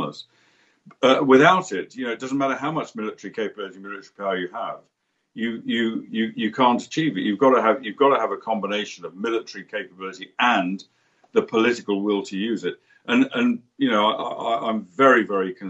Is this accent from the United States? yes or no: no; United Kingdom; as a Brit